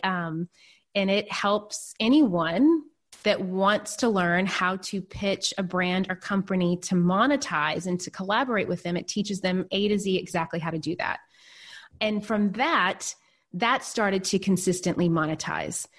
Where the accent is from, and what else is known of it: Nashville, Tennessee, United States; born or raised there; moved away as an adult; also born or lived in New York City